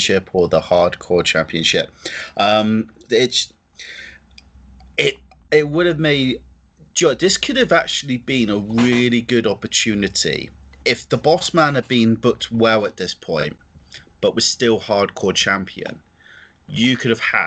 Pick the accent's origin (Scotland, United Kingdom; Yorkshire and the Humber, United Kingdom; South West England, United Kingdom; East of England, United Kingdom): South West England, United Kingdom; Plymouth; accent: country bumpkin; I'm from Janetown of Plymouth, so to be fair, I sound like a country bumpkin regardless of what I say.